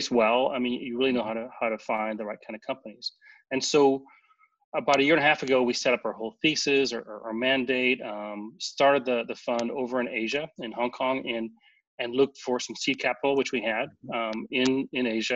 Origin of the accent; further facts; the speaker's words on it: Santa Monica, California, United States; now in Orange County, United States; I'm from Santa Monica